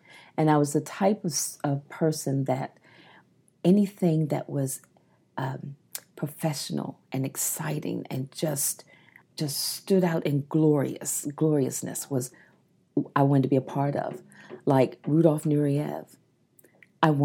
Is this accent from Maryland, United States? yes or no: yes; Maryland, United States; I remember I'm from the Eastern Shore of Maryland